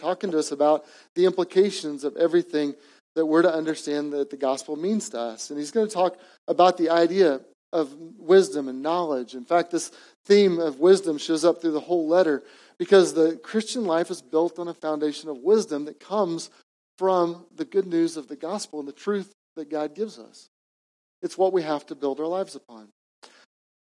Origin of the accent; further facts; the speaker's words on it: Edmond, Oklahoma, United States; also born or lived in East Coast; what I grew up in Edmond, Oklahoma